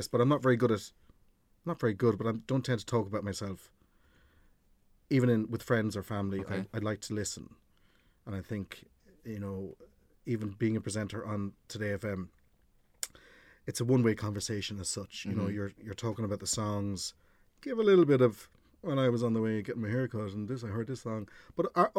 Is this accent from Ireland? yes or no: yes; North Cork, Munster, Ireland; moved away; also born or lived in London; I was born in London, and my parents bought a pub in North Cork around 82. Again, aging myself. But so we moved. I was about 6 or 7 and moved from London to a very rural part of North Cork.